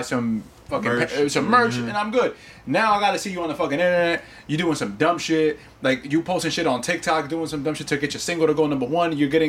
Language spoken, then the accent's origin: English; New York, United States; Listen, I'm from New York.